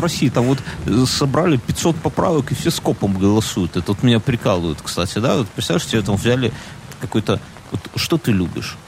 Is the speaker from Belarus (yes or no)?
yes; Belarus; мы, как белорусы